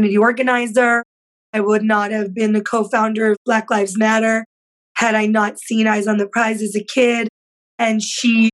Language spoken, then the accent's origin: English; Yonkers, New York, United States; when I was growing up in Yonkers